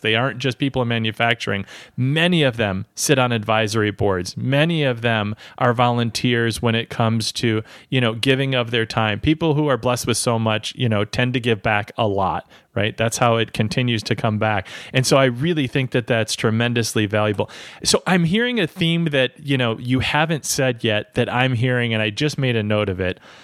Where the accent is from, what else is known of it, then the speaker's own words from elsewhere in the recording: Midwest, United States; I'm from the Midwest